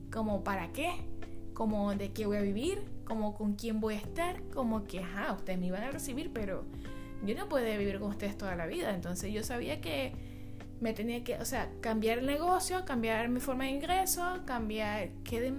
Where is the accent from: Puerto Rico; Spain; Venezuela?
Venezuela; also born or lived in Chile; now in United States; salí de Venezuela, estaba en Chile, o sea, me fui a Chile, viví tres años en Chile y después por vacaciones vine a Estados Unidos